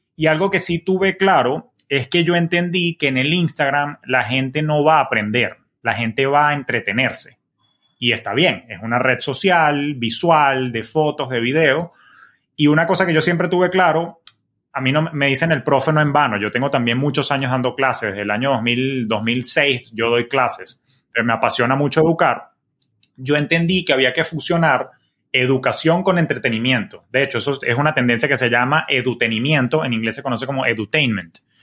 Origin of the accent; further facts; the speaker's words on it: Venezuela; moved away as an adult; now in Miami, United States; yo soy oriundo de Venezuela